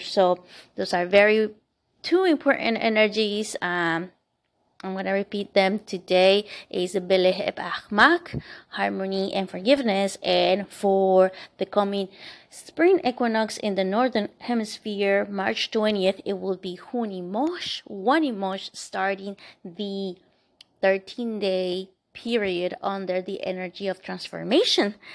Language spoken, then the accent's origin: English; Bogotá, Colombia; moved away; where I lived, uh, and was born, was in the capital city